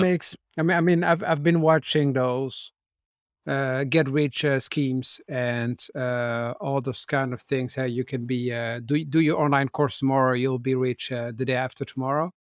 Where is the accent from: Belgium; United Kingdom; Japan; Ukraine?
Belgium; Brussels, Brussels-Capital Region; I grew up in Brussels where my parents had shops.